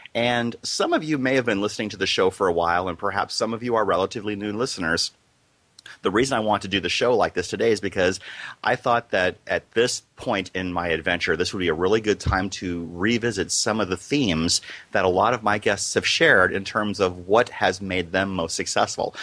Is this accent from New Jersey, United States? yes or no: no; Iowa, United States; I grew up in a small town in Iowa